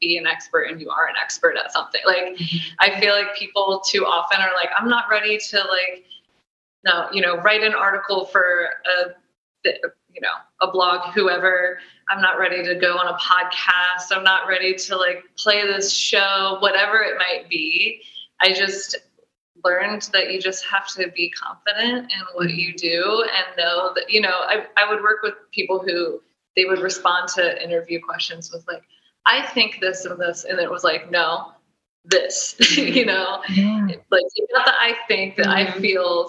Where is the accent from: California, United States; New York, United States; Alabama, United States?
New York, United States; I was wild child from New York